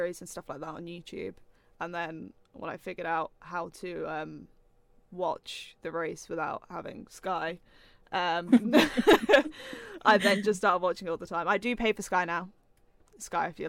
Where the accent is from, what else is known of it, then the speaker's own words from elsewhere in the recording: Norfolk, East of England, United Kingdom; I'm from Norfolk, home of Martin Brundle and George Russell